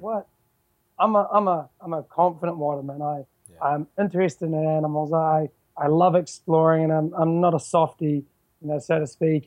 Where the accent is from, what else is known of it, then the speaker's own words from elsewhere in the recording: New Zealand; also born or lived in Vancouver, Canada; I'm, I'm from New Zealand. I, I live in a you know a rock in the bottom of the South Pacific, surrounded by ocean. Um, I was originally born in Vancouver though.